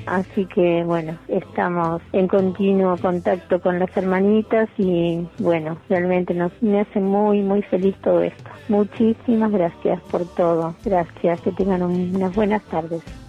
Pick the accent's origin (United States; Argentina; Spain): Argentina; Punta Alta, Buenos Aires Province; moved away as an adult; now in La Plata, Argentina; mi familia vive en Punta Alta, eh, yo nací allá en Punta Alta